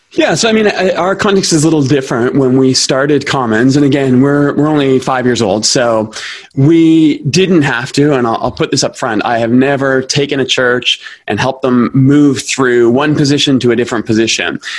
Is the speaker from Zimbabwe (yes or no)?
no; Toronto, Ontario, Canada; moved away as an adult; now in Calgary, Canada; I grew up in Toronto. That's where I'm from